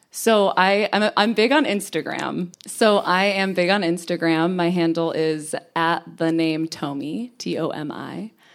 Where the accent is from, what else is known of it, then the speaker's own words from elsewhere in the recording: New York, United States; moved away as an adult; also born or lived in Connecticut; now in Los Angeles, United States; I was born in Connecticut, lived in New York for a long time, and I like to consider myself a New Yorker.